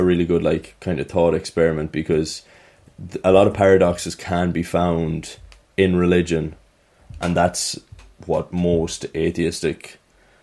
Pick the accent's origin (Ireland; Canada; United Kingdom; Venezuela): Ireland; being Irish